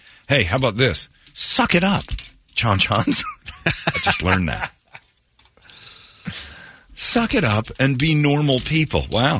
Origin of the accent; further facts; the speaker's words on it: Mesa, Arizona, United States; I grew up in Mesa. Mesa was when we grew up in that time, was the annoying suburb, sleepy suburb.